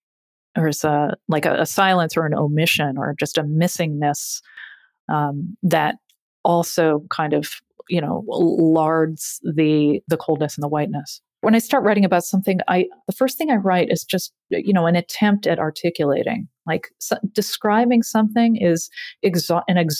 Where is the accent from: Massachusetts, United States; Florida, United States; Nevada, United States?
Massachusetts, United States; growing up in Massachusetts